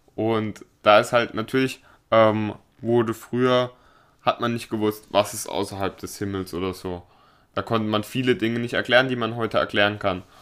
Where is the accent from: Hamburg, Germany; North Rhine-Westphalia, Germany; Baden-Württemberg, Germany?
Baden-Württemberg, Germany; Baden-Baden; bei uns in Baden-Baden